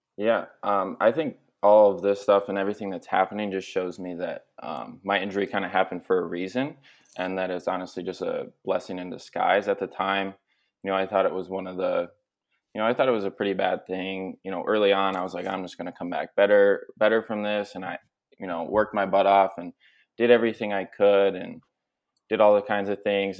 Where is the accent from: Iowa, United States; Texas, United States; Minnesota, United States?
Minnesota, United States; also born or lived in Philadelphia; I'm from Minnesota